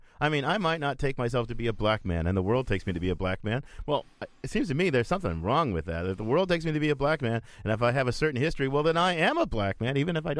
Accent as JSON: {"language": "English", "country": "United States", "tie": "born there", "said": "I am an American because I was born in America, but more importantly, I take myself to be an American."}